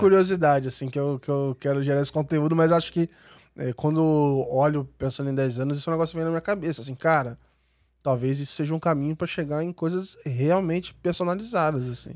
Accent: Volta Redonda, Rio de Janeiro, Brazil; moved away; eu fui lá na minha cidade, em Volta Redonda

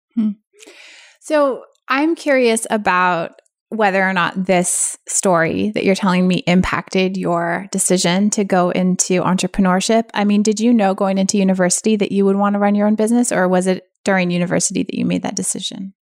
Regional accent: San Francisco Bay Area, California, United States; I grew up in the San Francisco Bay Area

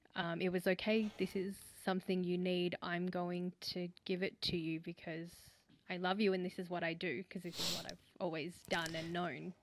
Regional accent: Australia; growing up in Australia

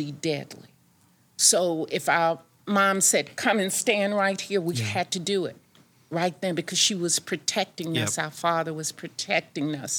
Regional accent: Wilson, North Carolina, United States; I grew up in Wilson, North Carolina

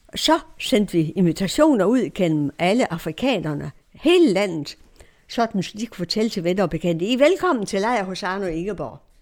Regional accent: Denmark; also born or lived in Romania; vores adresse i Danmark

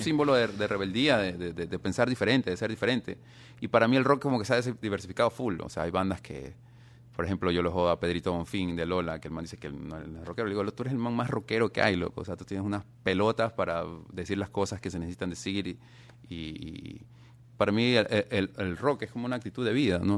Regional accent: Ecuador; somos de Ecuador

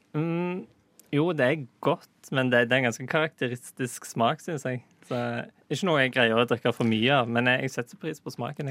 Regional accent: Western Norway, Norway; Jeg kommer jo ikke fra Østlandet, jeg kommer fra Vestlandet

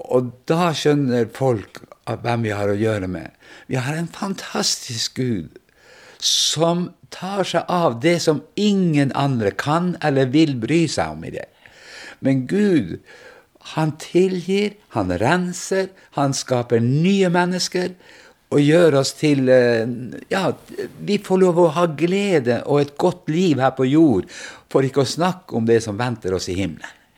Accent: Vestre Jakobselv, Finnmark, Norway; Jeg kommer fra Finnmark. Eh, nærmeste byen er Vadsø, og bygda er Vestre Jakobselv

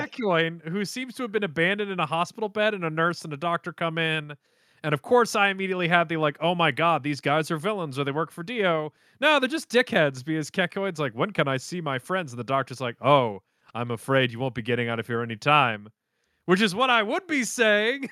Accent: United States; I'm an American

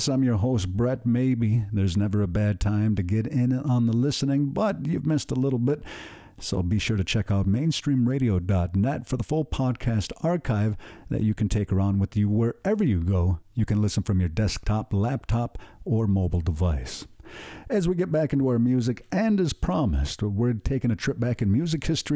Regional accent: Salamanca, New York, United States; from my hometown

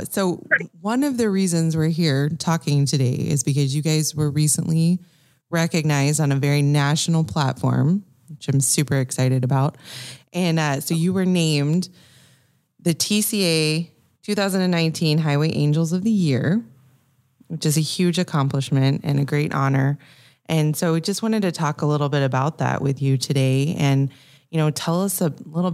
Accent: Florida, United States; I grew up in Florida, right, around all the water.

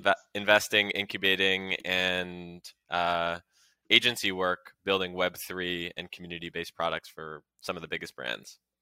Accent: Canada; now in United States; As a Canadian myself, and move, who moved to the U S

